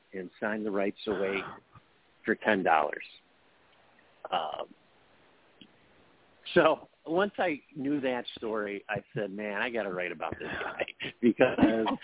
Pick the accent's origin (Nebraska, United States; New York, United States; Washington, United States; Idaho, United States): New York, United States; Buffalo; I'm a writer from Buffalo.